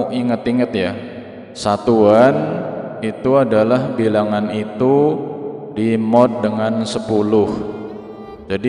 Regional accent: Lampung, Indonesia; accent: Ngapak; saya Wong Tua Ngapak dari Lampung

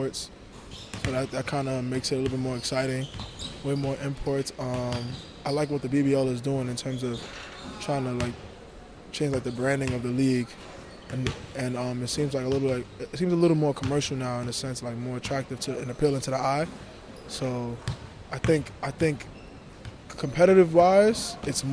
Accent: New York City, New York, United States; moved away as an adult; I was born in Brooklyn, New York

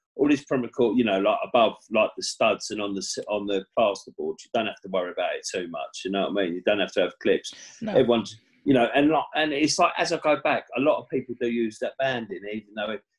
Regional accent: Stevenage, East of England, United Kingdom; Stevenage, my hometown

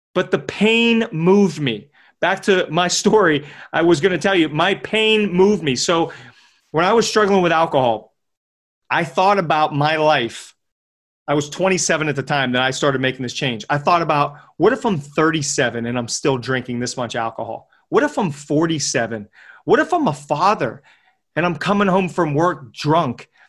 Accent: Pittsburgh, Pennsylvania, United States; I'm from Pittsburgh, P

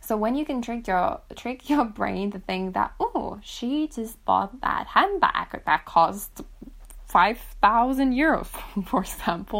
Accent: Finland; my home country, for example, in Finland

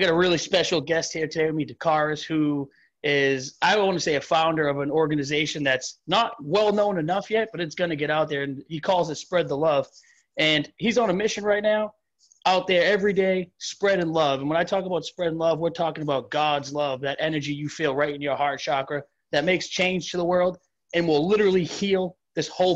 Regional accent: Massachusetts, United States; I'm from Massachusetts.

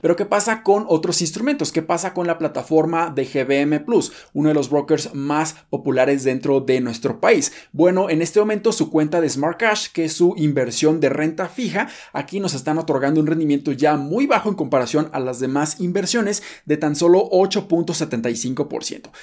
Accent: Mexico; nosotros como mexicanos

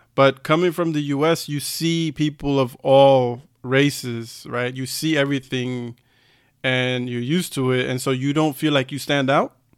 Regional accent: United States; moved away as an adult; now in Germany; being an American

